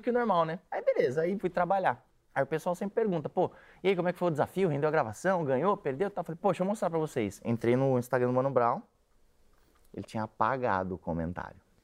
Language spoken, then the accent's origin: Portuguese; São Paulo, Brazil; eu sou da Vila Santa Catarina.